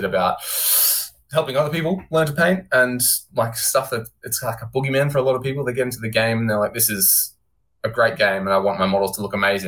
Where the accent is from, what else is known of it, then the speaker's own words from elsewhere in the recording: Warrnambool, Victoria, Australia; also born or lived in Queensland; now in Melbourne, Australia; I've been living in Melbourne for the last 10 years, sort of. Australian boy, traveled around a bit while I was born in Warrnambool Hospital